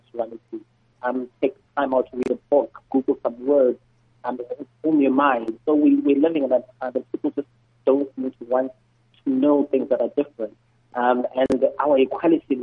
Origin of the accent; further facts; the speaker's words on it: Eastern Cape, South Africa; I'm there from the Eastern Cape